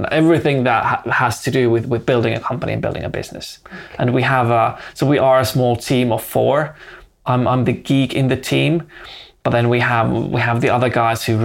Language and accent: English; Finland; also born or lived in Helsinki; I live in Helsinki. I'm based there. I'm born and raised in Finland